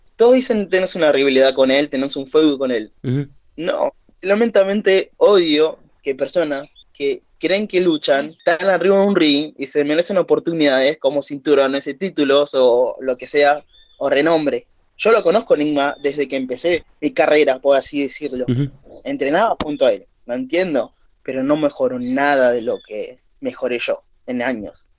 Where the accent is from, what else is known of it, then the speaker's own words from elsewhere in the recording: Argentina; Soy el luchador argentino